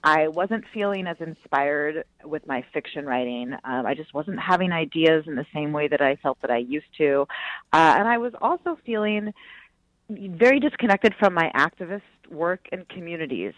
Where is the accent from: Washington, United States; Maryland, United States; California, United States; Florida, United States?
California, United States; Bay Area; I grew up in the Bay Area